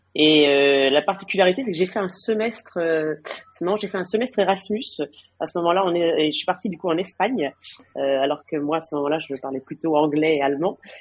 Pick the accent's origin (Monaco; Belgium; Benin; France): France; moved away as an adult; now in Madrid, Spain; mon mari est, français comme moi